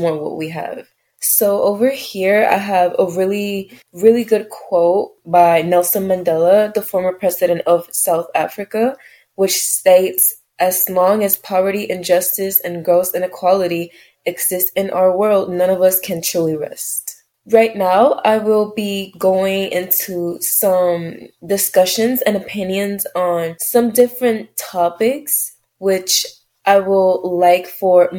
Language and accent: English; Puerto Rico; I am from Puerto Rico